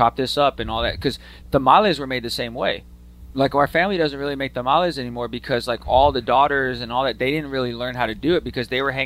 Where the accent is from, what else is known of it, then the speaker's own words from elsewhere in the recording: Austin, Texas, United States; I grew up in Austin